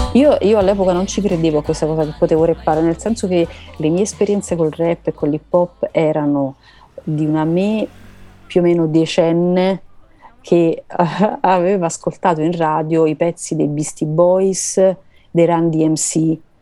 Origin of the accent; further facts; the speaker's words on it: Naples, Campania, Italy; da napoletana sono tutto il contrario di tutto.